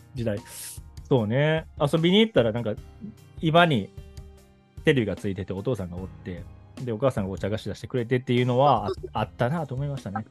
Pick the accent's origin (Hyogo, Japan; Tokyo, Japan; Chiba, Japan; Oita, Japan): Hyogo, Japan; Kobe; 僕は神戸出身なんだけど